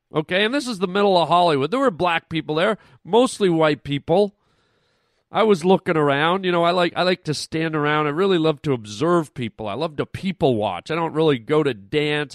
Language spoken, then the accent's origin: English; Canada; now in United States; I wasn't even raised in the United States. I'm Canadian